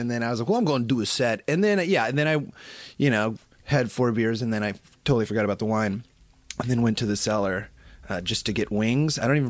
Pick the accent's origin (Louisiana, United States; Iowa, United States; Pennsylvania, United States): Iowa, United States; moved away as an adult; also born or lived in Los Angeles; now in New York City, United States; I grew up in Iowa